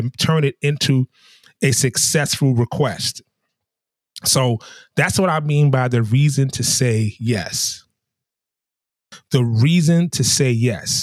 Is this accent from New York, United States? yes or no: yes; New York, United States; also born or lived in the South (US); now in the South, United States; as a New Yorker, those of my brethren and sisterin from New York